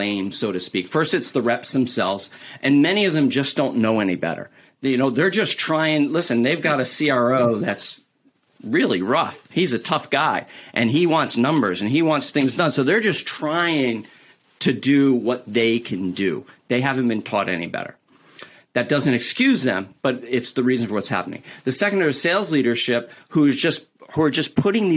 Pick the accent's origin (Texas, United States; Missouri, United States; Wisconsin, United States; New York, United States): New York, United States; I'm from New York